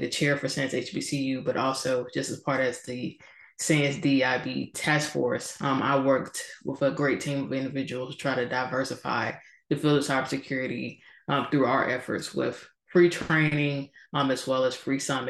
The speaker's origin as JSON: {"language": "English", "region": "Georgia", "country": "United States", "also_born_or_lived": "California", "moved": "as an adult", "said": "I'm from Georgia. So first time ever living outside of the state of Georgia"}